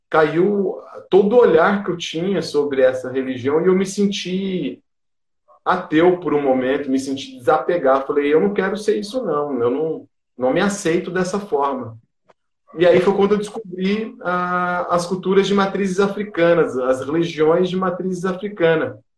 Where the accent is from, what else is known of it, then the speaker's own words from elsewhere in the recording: periphery of São Paulo state, Brazil; eu venho da periferia do estado de São Paulo